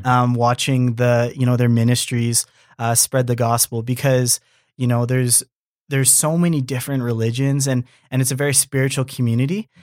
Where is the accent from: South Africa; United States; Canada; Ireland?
Canada; born and raised in Canada, but being Japanese